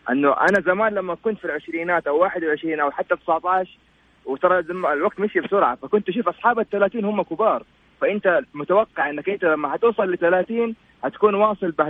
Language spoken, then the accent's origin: Arabic; Jeddah, Makkah Province, Saudi Arabia; والله انا من جده بس انا اليوم في الرياض